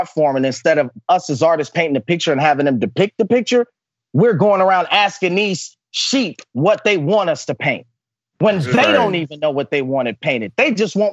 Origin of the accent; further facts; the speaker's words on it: Oakland, California, United States; I'm a product of that growing up in East Oakland, California